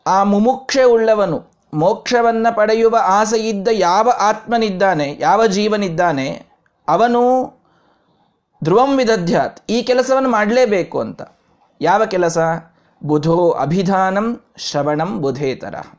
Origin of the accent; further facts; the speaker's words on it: Vijayapura, Karnataka, India; ನಮ್ಮ ಊರಿನಲ್ಲಿ ಇಲ್ಲಿ ನಮ್ಮ ಮನೆಯ ಹತ್ತಿರವೇ